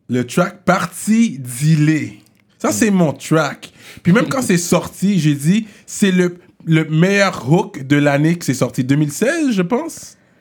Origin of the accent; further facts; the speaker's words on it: Quebec, Canada; il parle de mon accent parce que je suis québécois